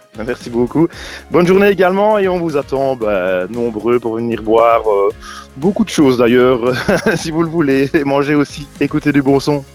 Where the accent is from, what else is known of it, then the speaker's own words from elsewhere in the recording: Arbrefontaine, Wallonia, Belgium; also born or lived in Provedroux, Vielsalm; now in Vielsalm, Belgium; mon village natal d'ailleurs, à fontaine